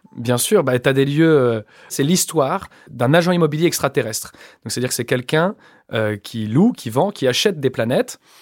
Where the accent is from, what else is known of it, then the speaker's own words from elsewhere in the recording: Échirolles, Auvergne-Rhône-Alpes, France; j'ai grandi en cité à Échirol, dans la banlieue de Grenoble